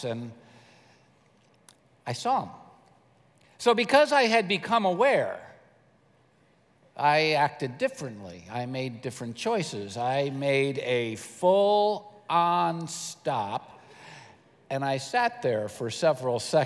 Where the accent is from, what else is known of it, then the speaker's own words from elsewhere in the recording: United States; I'm an American